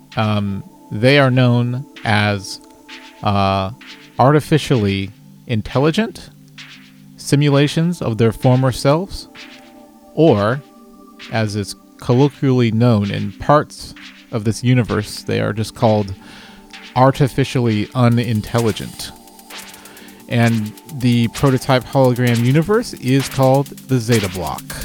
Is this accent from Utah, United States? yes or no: no; Dallas, Texas, United States; I'm from Dallas, Texas, and I uh, make music.